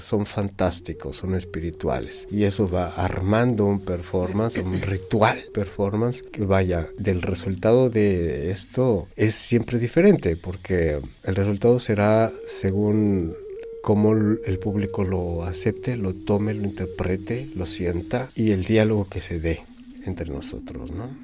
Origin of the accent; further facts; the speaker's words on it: Mexico; soy mexicano